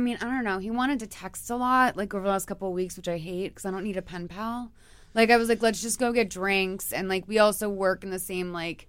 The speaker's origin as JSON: {"language": "English", "town": "Boston", "region": "Massachusetts", "country": "United States", "moved": "as an adult", "lives_now": "Los Angeles, United States", "said": "From Boston, from Massachusetts."}